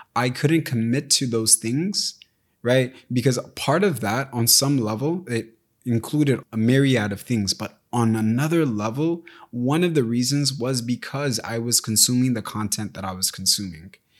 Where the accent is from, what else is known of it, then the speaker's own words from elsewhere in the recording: United States; I was raised in America, but my parents weren't